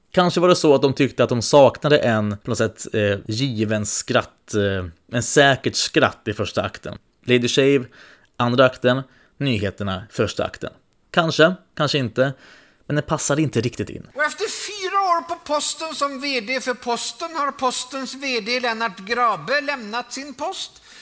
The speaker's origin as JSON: {"language": "Swedish", "town": "Alingsås", "region": "Västra Götaland", "country": "Sweden", "said": "Nej, jag är från Allingsås."}